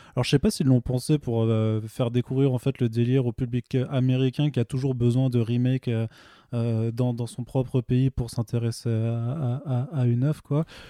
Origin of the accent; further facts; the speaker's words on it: Vendenheim, Grand Est, France; now in Paris, France; je viens d'un petit village d'Alsace